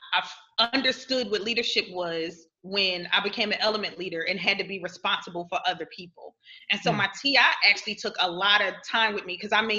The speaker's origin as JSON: {"language": "English", "town": "Philadelphia", "region": "Pennsylvania", "country": "United States", "moved": "yes", "said": "that's exactly where I'm from, South Philly"}